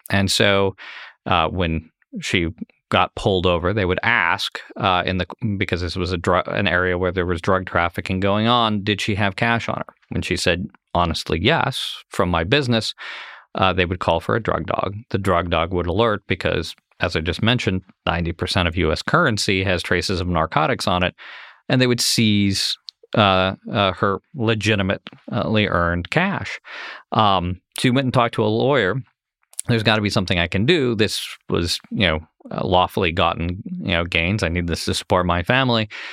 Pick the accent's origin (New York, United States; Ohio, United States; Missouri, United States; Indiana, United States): Ohio, United States; Ohio as an example, my home state